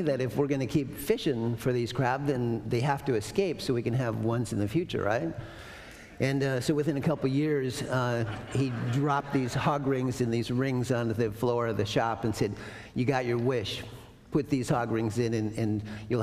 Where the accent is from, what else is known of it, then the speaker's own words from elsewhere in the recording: Prince William Sound, Copper River Delta, Alaska, United States; I grew up fishing in Prince William Sound in the Copper River Delta with seven little Indians